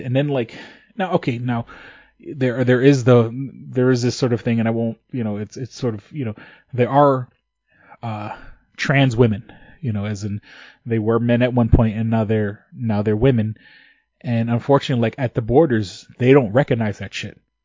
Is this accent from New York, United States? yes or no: yes; New York City, New York, United States; moved away; I grew up in New York City